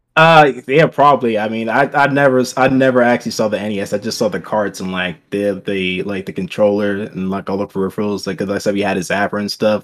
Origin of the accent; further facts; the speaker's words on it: Cleveland, Ohio, United States; now in Columbus, United States; grew up in Cleveland, born born there, raised there, pretty much up until, like, eighteen.